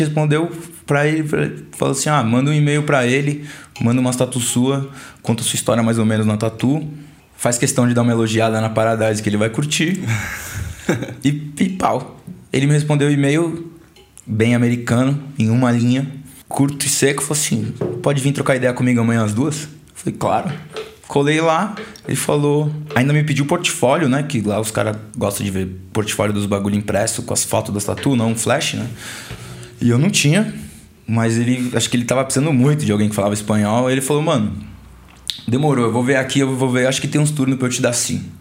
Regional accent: Brazil; sou brasileiro

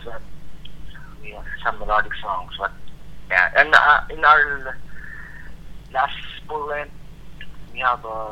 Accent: Santa Rosa, Calabarzon, Philippines; It's a good place to grow up.

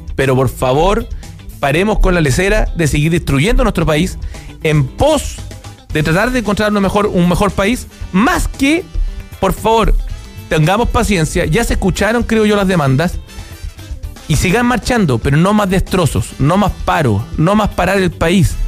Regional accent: Chile; como chilenos

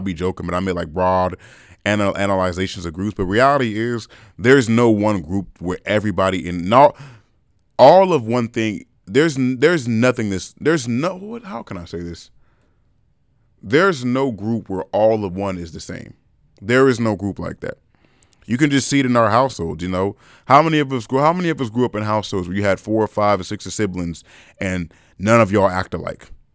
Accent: California, United States; I was born in California

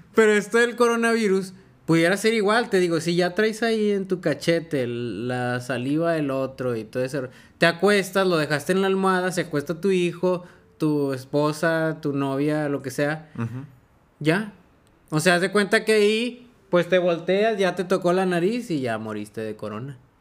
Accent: Mexico; como mexicano

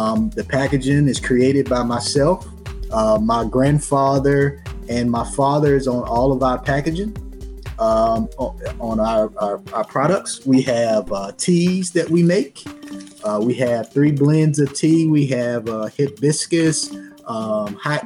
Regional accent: Henderson, North Carolina, United States; I am from Henderson, North Carolina, in the Warren County district of Southeast Warren, North Carolina.

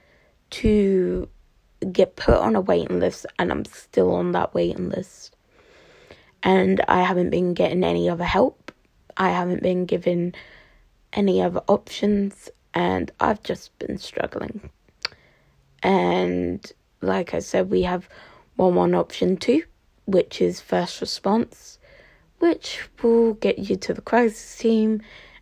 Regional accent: Cambridgeshire, East of England, United Kingdom; I'm from the East. I'm from Cambridgeshire, to be precise

